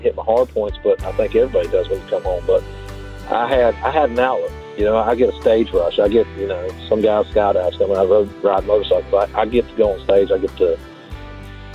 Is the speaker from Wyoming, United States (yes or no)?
no; Mason County, West Virginia, United States; now in North Carolina, United States; I live in North Carolina, but I'm from Mason County, West Virginia.